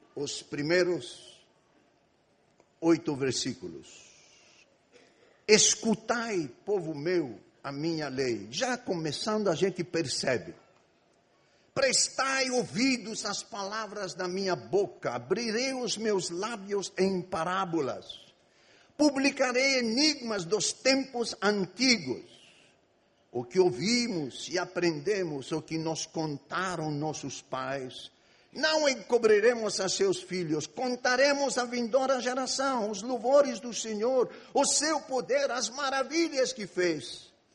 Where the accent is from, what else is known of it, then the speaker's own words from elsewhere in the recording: Egypt; Portuguese is a second language; moved away as an adult; now in Brazil; Eu nasci e fui criado no Egito. Vivi no Egito 18 anos.